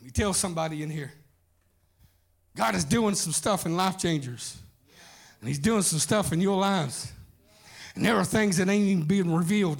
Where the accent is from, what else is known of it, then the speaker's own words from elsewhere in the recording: Atoka, Oklahoma, United States; Growing up in Atoka, Oklahoma, southeastern Oklahoma, Atoka